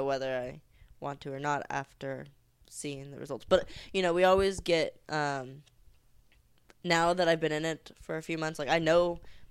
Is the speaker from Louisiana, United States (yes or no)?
no; Oakdale, California, United States; also born or lived in Florida; I was born and raised in Northern California from a really tiny town way up north.